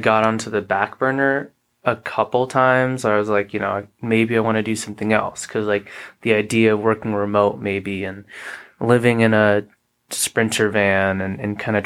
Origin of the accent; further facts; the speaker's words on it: Anchorage, Alaska, United States; moved away as an adult; also born or lived in Chicago / Calgary; I was born in Anchorage, Alaska